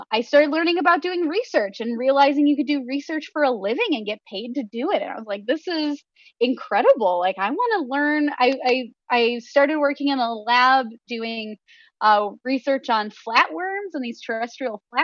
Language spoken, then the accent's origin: English; Western New York, United States; I grew up in Western New York